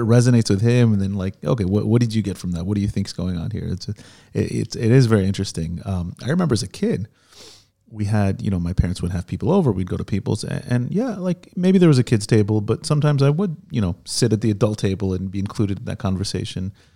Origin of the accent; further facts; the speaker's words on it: United States; now in Israel; I grew up in America with an Israeli